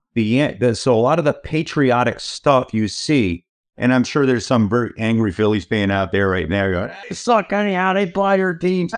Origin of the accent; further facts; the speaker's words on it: New York, United States; moved away; also born or lived in California; I'm a New Yorker originally